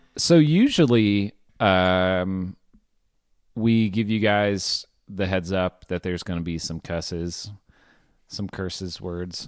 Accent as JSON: {"language": "English", "region": "Arkansas", "country": "United States", "tie": "born or raised there", "said": "growing up in Arkansas"}